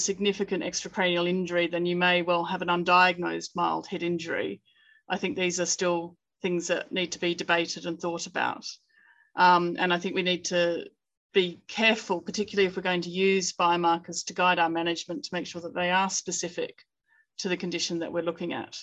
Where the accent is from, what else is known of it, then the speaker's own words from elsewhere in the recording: United Kingdom; we're British authors